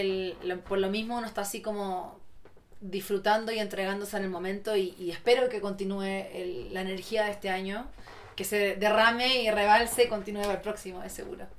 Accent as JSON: {"language": "Spanish", "country": "Chile", "also_born_or_lived": "Santiago", "moved": "as an adult", "said": "Todavía soy muy chilena."}